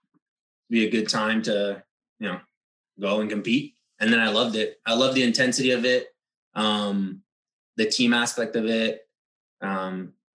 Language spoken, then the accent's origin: English; Ontario, Canada; moved away as an adult; also born or lived in Cuba; now in Florida, United States; originally I was born in Cuba, moved to Canada, Ontario